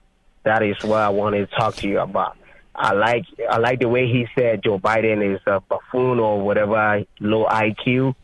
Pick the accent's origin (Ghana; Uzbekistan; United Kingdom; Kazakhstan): Ghana; now in United States; I came to this country like 12 years ago, and I have never seen anything like this before. I came from West African country, from Ghana.